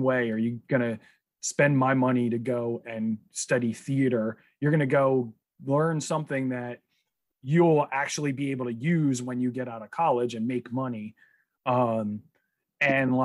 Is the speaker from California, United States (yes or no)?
no; New Jersey, United States; I grew up in Jersey.